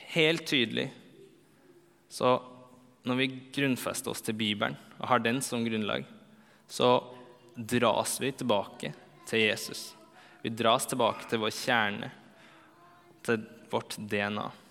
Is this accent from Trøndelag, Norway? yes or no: yes; Trondheim, Trøndelag, Norway; moved away as an adult; also born or lived in Bergen; now in Oslo, Norway; det er fire år siden jeg flytta fra Trondheim